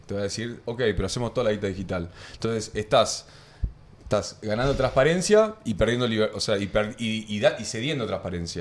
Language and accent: Spanish; Argentina